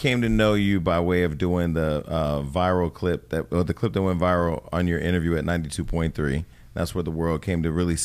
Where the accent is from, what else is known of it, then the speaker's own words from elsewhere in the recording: Stockton, California, United States; moved away; my hometown